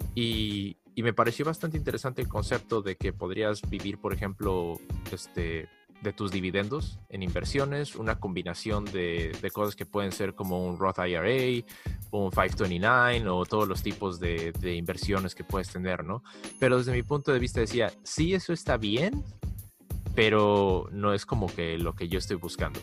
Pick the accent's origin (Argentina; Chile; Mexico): Mexico; now in United States; Yo, yo vengo de México